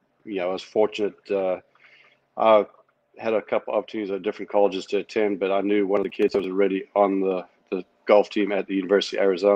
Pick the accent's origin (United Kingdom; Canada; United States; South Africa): South Africa; moved away as an adult; when I grew up in South Africa, the education system was unparalleled.